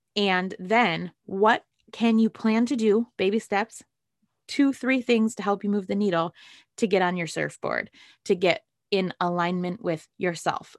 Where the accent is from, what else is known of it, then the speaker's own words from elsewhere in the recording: Great Lakes, United States; moved away; also born or lived in San Diego; I'm from the Great Lakes